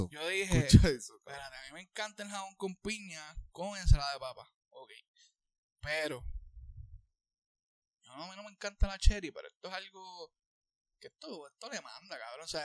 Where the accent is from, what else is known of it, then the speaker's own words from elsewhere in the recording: Puerto Rico; nosotros como puertorriqueños hacemos jamón con piña en las fiestas